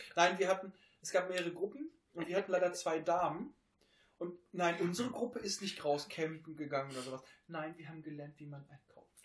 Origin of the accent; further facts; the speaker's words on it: Hameln, Lower Saxony, Germany; bei uns in Hameln